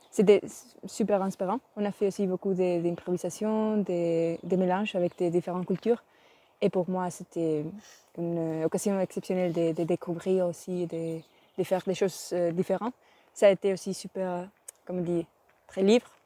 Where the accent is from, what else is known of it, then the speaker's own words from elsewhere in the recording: Spain; French is a second language; Je viens d'Espagne et j'ai 20 ans.